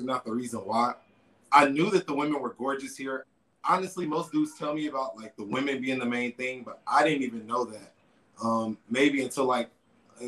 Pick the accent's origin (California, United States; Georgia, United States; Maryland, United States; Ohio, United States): Georgia, United States; Atlanta; moved away as an adult; also born or lived in China / Mexico; now in Medellín, Colombia; I'm born and raised in Atlanta, Georgia